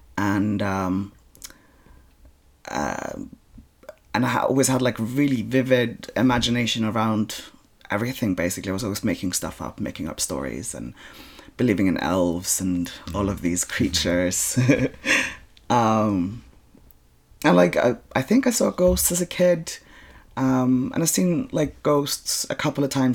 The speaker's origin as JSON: {"language": "English", "country": "Iceland", "tie": "born or raised there", "said": "I'm born and bred in Iceland."}